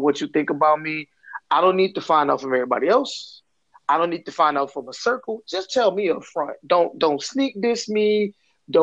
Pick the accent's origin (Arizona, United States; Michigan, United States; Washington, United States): Michigan, United States; Flint; I'm from Flint, Michigan